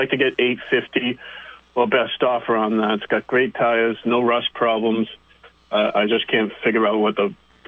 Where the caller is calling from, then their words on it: Middlebury, Vermont, United States; I'm calling from Middlebury.